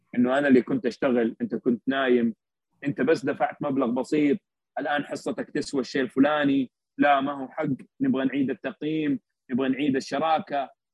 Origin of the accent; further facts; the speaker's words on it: Saudi Arabia; عندنا بالسعودية